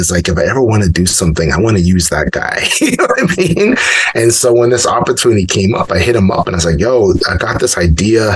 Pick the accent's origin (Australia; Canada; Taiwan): Canada; growing up in Canada